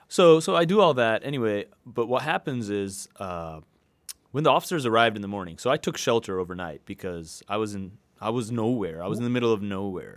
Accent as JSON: {"language": "English", "country": "Hong Kong", "tie": "born or raised there", "also_born_or_lived": "New York City / Salt Lake City", "moved": "yes", "lives_now": "Seattle, United States", "said": "I was born and raised in Hong Kong."}